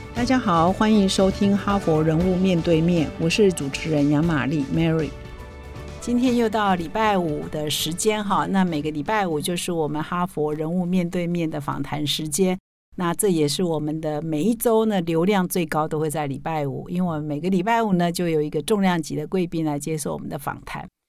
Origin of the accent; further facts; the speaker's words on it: rural southern Taiwan, Taiwan; moved away; 我们老家也在很乡 下的南部的乡下